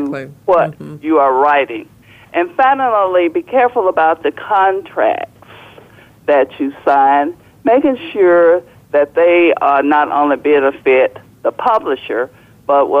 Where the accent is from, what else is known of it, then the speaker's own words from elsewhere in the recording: the South, United States; moved away as an adult; also born or lived in Chapel Hill, North Carolina / Manchester, England / Nigeria; I grew up in the South that was segregated